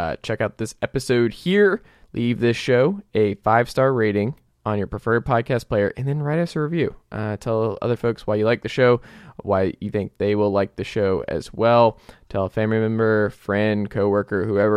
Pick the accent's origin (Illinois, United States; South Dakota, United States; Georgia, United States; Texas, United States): Georgia, United States; Atlanta; I'm from Atlanta